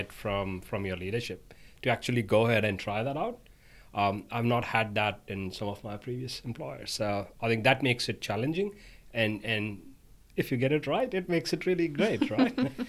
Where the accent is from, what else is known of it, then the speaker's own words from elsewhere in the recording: India; now in Australia; I'm from India.